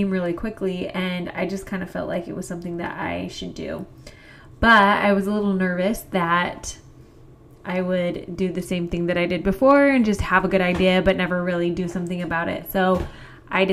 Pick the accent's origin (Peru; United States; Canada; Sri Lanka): United States; Kaysville, Utah; I grew up in Kaysville, Utah. It's a small town about 30 minutes north of Salt Lake City.